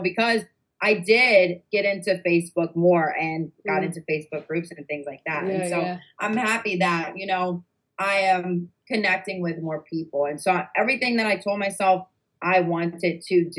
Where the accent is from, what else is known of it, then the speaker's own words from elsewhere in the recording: New York, United States; we're actually from New York